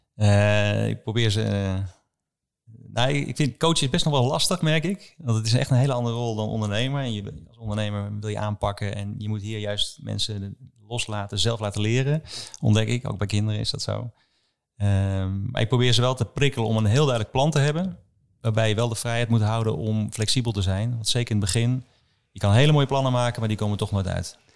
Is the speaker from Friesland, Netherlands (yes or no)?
no; Schalkhaar, Overijssel, Netherlands; also born or lived in Wilnis; Schalkhaar. Ik ben ik ben net geboren in Wilnis, maar daarna naar ja, Salland verhuisd